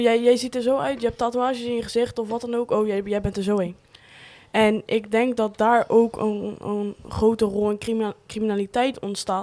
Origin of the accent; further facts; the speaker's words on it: Rotterdam region, South Holland, Netherlands; Waar ik vandaan kom. Regio Rotterdam